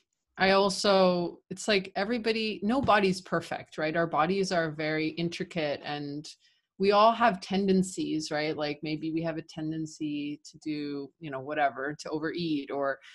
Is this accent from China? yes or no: no; Canada; moved away as an adult; also born or lived in Argentina; now in Buenos Aires, Argentina; I was living in Canada, right? When I graduated, I'm Canadian Argentine.